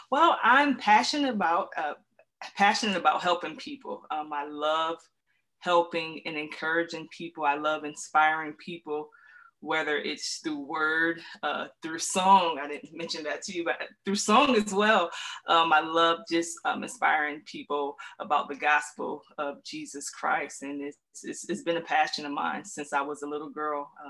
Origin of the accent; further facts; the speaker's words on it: Syracuse, New York, United States; now in Atlanta, United States; I am originally from Central New York. And when you when people hear Central New York, they're thinking New York City, but I'm actually from a city, a town called Syracuse, um, but I currently reside in Atlanta, Georgia.